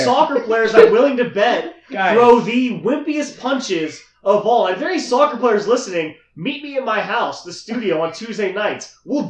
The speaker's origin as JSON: {"language": "English", "town": "Dallas", "region": "Texas", "country": "United States", "tie": "born or raised there", "said": "I'll take my hometown Mavs."}